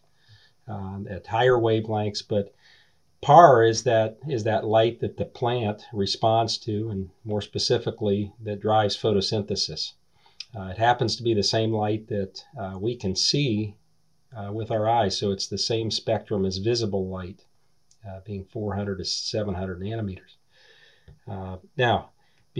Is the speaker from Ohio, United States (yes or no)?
yes; Eastern Ohio, United States; I grew up in Eastern Ohio